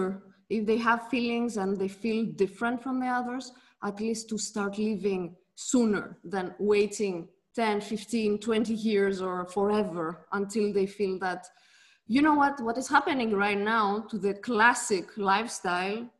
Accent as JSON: {"language": "English", "town": "Athens", "region": "Attica", "country": "Greece", "tie": "born or raised there", "moved": "yes", "lives_now": "Switzerland", "said": "I grew up in Greece, in Athens"}